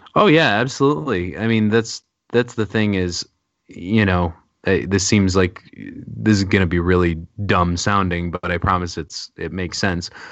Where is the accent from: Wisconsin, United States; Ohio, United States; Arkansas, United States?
Wisconsin, United States; Milwaukee; moved away; I'm actually from Milwaukee, Wisconsin originally